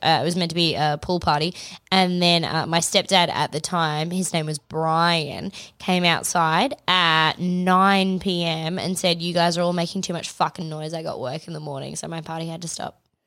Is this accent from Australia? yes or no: yes; Australia; we're Australian